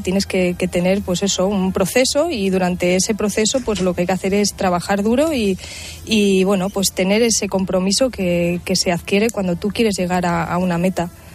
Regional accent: Villamesías, Extremadura, Spain; yo soy del equipo de mi pueblo, de Villa Mesías

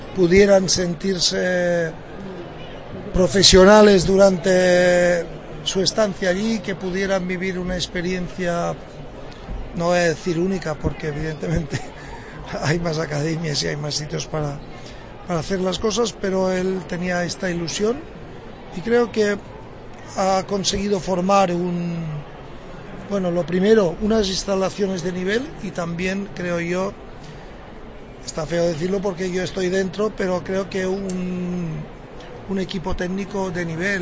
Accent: Spain; yo como español

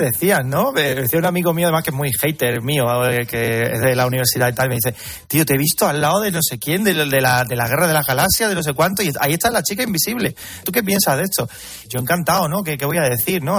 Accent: Carmona, Andalusia, Spain; Yo soy de Carmona

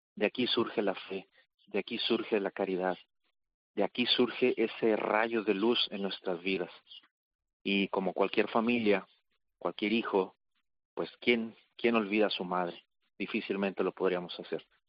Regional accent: Mexico; moved away as an adult; now in Jerusalem, Israel; dado que yo soy mexicano, pues mis primeros años los hice allá en México

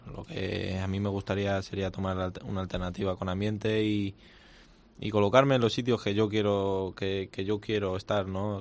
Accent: Madrid, Community of Madrid, Spain; como madrileño y como como torero madrileño

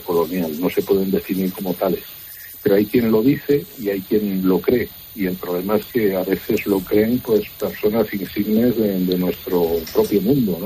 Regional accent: Spain; como españoles

